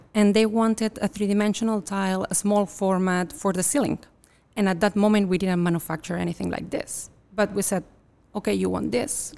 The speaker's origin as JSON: {"language": "English", "region": "Catalonia", "country": "Spain", "moved": "yes", "lives_now": "United States", "said": "I'm originally from Catalonia, from northeast of Spain"}